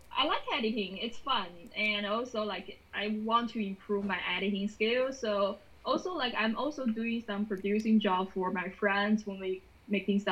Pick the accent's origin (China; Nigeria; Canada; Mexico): China; moved away as an adult; also born or lived in Greater Orlando; now in Orlando, United States; I'm originally from China. So I come here to study films